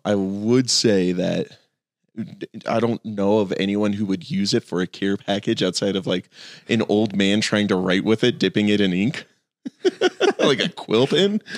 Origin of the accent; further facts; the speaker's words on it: Phoenix, Arizona, United States; I grew up in Phoenix